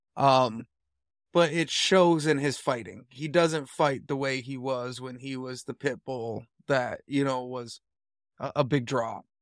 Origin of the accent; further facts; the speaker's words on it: United States; I am an American, I'm a typical American